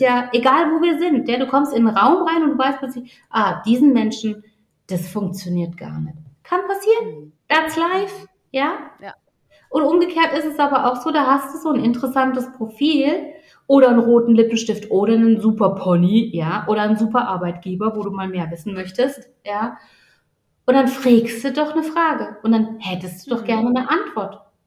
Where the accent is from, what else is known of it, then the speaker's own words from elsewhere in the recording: Baden-Württemberg, Germany; accent: Badisch; meinem badischen Dialekt